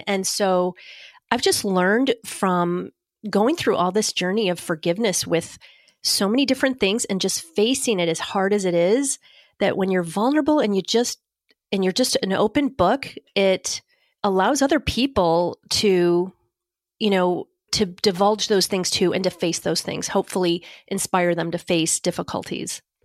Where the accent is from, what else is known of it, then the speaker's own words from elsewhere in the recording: Northeast, United States; I'm from the Northeast